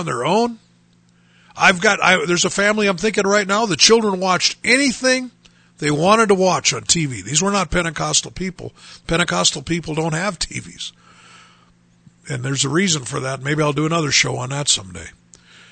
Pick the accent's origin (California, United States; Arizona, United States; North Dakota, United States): North Dakota, United States; Bismarck; now in Dickinson, United States; growing up in Bismarck, North Dakota